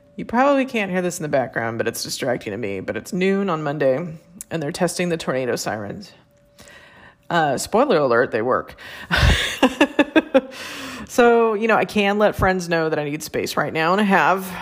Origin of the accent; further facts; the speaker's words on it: San Francisco Bay Area, California, United States; I'm from the San Francisco Bay Area